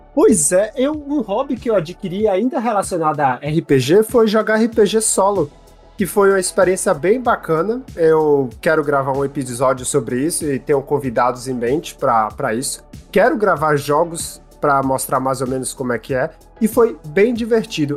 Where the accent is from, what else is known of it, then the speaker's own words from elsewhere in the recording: Brazil; now in Canada; saudade da minha terrinha